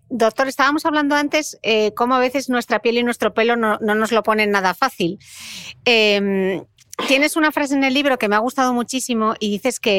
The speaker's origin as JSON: {"language": "Spanish", "country": "Spain", "said": "Como buen español"}